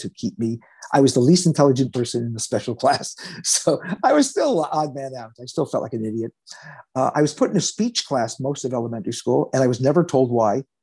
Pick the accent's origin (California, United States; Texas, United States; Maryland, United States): California, United States; Los Angeles; I was born in Los Angeles